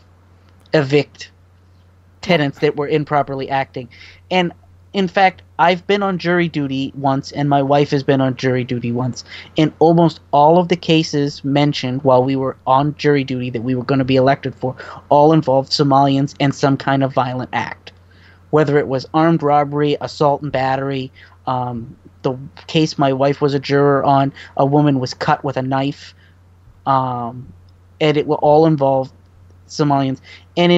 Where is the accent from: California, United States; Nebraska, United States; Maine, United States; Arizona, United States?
Maine, United States; I'm from Maine. I'm sorry about my governor